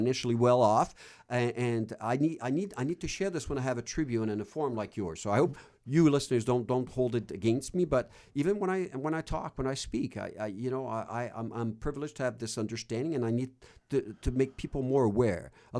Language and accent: English; Canada; I'm sad for Canada. I'm sad. I am French Canadian.